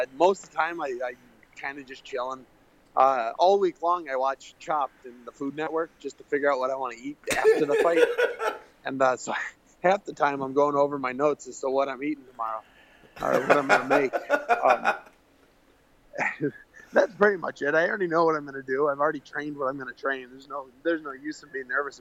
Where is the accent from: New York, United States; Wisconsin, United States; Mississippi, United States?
Wisconsin, United States; Waterford; moved away as an adult; now in California, United States; Waterford was great. It was a nice little city. It was about 4,500 people, and it was wonderful. I grew up on Lake Tishigan